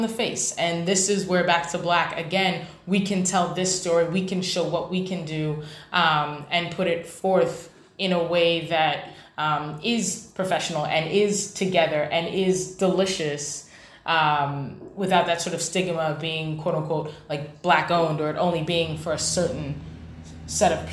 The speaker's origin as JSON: {"language": "English", "town": "New York City", "region": "New York", "country": "United States", "tie": "born or raised there", "moved": "yes", "lives_now": "Washington, D.C., United States", "said": "I'm from New York, born in the Bronx"}